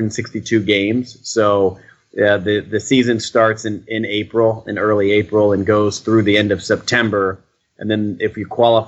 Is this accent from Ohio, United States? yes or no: yes; Cleveland, Ohio, United States; moved away as an adult; now in Boston, United States; I grew up loving baseball, but I'm from Cleveland, Ohio.